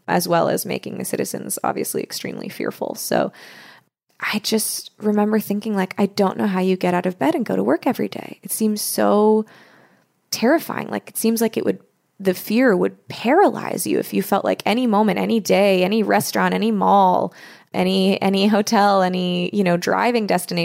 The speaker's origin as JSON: {"language": "English", "country": "United States", "said": "I'm American"}